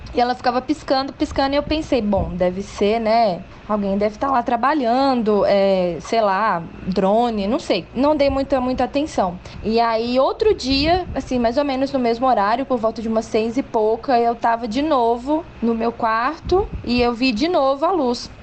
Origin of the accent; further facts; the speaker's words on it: Belo Horizonte, Minas Gerais, Brazil; sou nascida e criada aqui em Belo Horizonte